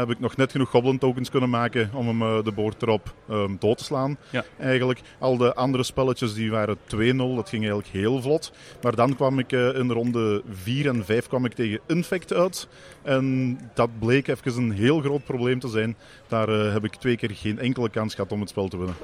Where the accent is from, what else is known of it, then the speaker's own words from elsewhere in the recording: Mol, Flanders, Belgium; wij komen uit België, uit de provincie Antwerpen, Mol